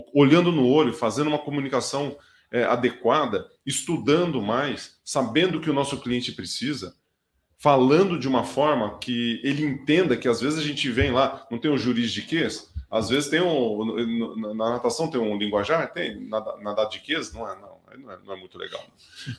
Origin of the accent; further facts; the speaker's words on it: Brazil; moved away; você chega no interior, eu sou de Tuverá. Quando eu chego lá, o sotaque ele já vai e ele já fica mais enraigado ali